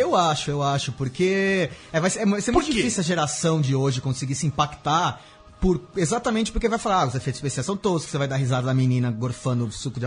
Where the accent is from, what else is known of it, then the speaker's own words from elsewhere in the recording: Brazil; a gente é brasileiro